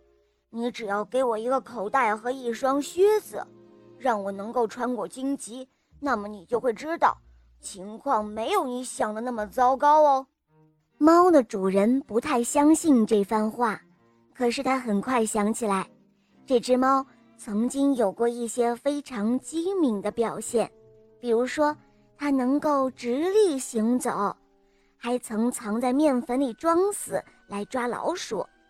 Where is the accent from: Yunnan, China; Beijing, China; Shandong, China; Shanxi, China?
Shandong, China; Rizhao; 我今年六岁了。我来自山东省日照市